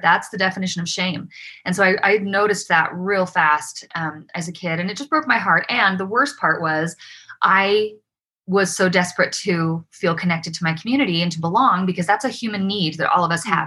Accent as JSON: {"language": "English", "town": "Provo", "region": "Utah", "country": "United States", "tie": "born or raised there", "also_born_or_lived": "Davis County, Utah", "said": "I grew up in Provo"}